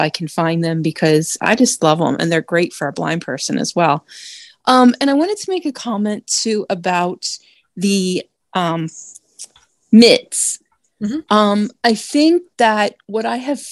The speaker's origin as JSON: {"language": "English", "region": "Delaware", "country": "United States", "said": "I'm from Delaware."}